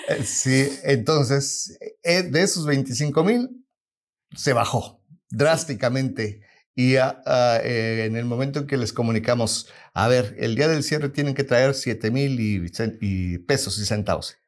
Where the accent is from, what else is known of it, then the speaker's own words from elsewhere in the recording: Mexico; now in United States; somos nosotros como mexicanos y como latinos